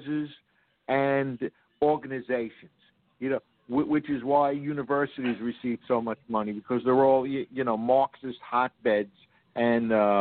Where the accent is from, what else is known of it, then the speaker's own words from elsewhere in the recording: New York City, New York, United States; I grew up in New York City slum.